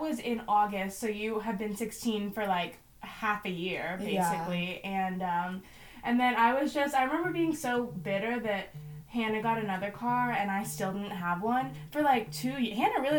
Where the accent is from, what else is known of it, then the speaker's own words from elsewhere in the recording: Tampa, Florida, United States; he's like, oh, we're from Hillsborough County and this, that, the other. And I'm like, oh, so am I.